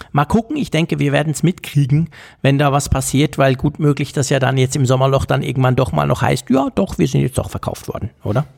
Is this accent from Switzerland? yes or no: yes; Switzerland; als Schweizer